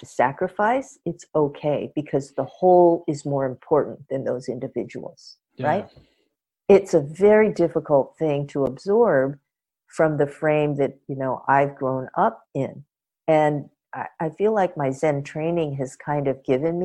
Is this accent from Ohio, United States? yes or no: no; Los Angeles, California, United States; having been born and raised in Los Angeles, but coming from a culture that, you know, is across the Pacific